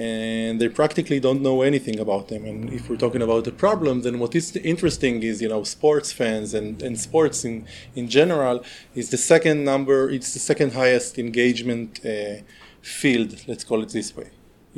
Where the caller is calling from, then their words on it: Northern District, Israel; At the moment, I'm at home in the environment in Israel, in the upper north of the country, in the upper Galilee, it's called. I live in a kibbutz